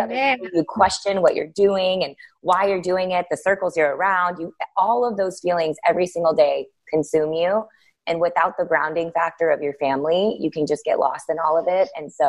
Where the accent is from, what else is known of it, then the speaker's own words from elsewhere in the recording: India; So I was like, oh, well, she's Armenian and I'm Indian, and that's the closest I'm going to get.